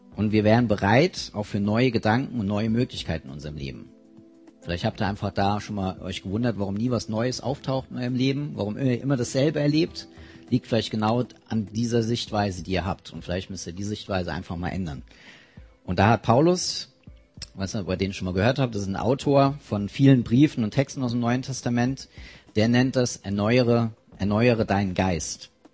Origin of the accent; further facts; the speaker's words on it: near Mainz, Rhineland-Palatinate, Germany; ich komme aus der Nähe von Mainz